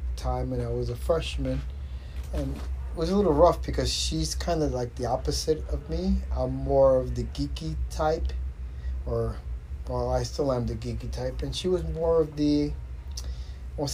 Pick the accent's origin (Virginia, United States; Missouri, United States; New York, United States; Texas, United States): New York, United States; New York City; we grew up in Queens.